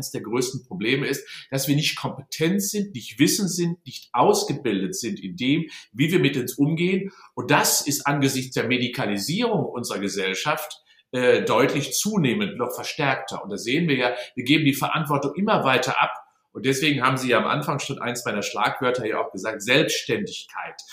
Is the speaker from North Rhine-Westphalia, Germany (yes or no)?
yes; Unna, North Rhine-Westphalia, Germany; born there; Ah ja, ich bin in Unna geboren, also gar nicht so weit entfernt vom Sauerland, und zwar im Jahr 1957, werde also jetzt 64 im März.